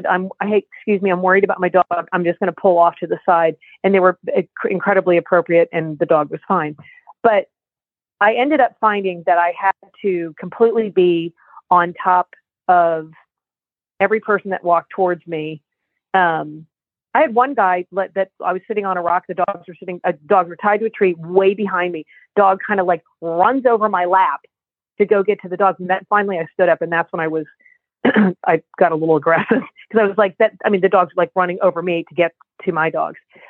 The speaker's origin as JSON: {"language": "English", "region": "New Jersey", "country": "United States", "said": "we're from New Jersey, from the Northeast"}